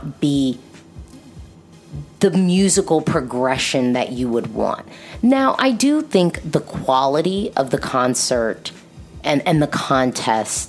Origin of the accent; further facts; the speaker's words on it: United States; I'm an American